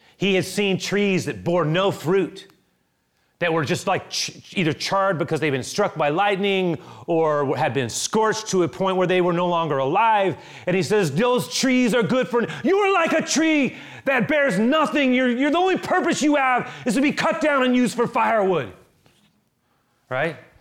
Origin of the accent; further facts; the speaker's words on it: San Francisco, California, United States; Growing up in San Francisco, I literally grew up on forty-seventh Avenue